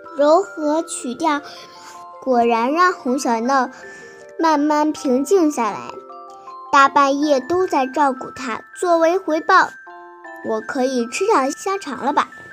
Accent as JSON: {"language": "Chinese", "town": "Binzhou", "region": "Shandong", "country": "China", "said": "今年八岁了。我来自山东省滨中市珏名县"}